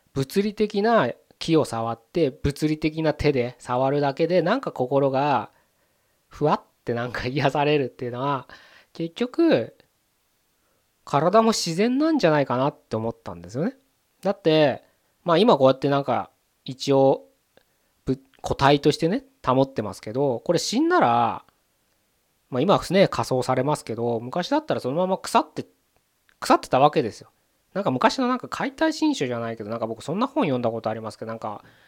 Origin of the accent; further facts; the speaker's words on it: Tokyo, Japan; 東京生まれですけど